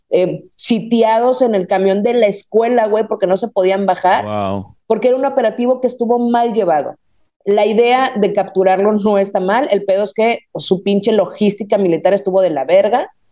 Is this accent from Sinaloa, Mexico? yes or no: yes; Culiacán, Sinaloa, Mexico; hola, ¿qué tal? … soy de Culiacán.